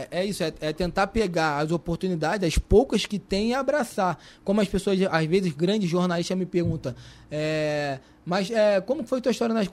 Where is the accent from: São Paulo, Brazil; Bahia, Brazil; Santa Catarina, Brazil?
Bahia, Brazil; Salvador; Eu sou de Salvador.